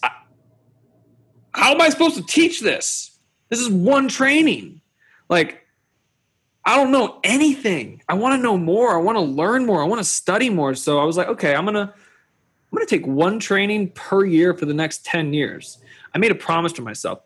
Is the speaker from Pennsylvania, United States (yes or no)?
no; Kentucky, United States; moved away; also born or lived in Boulder, Colorado; I grew up in Kentucky